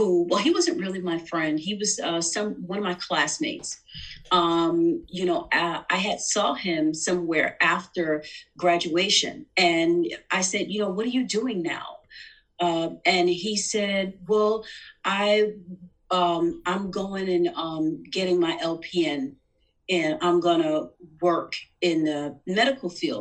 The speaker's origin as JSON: {"language": "English", "town": "New York City", "region": "New York", "country": "United States", "tie": "born or raised there", "said": "I'm a New Yorker. I was born in Manhattan and I was raised in Queens"}